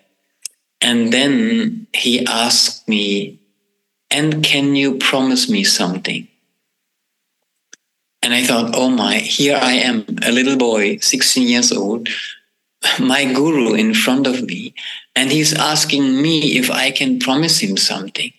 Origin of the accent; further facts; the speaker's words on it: Braunschweig, Lower Saxony, Germany; a group that has a health food store in my hometown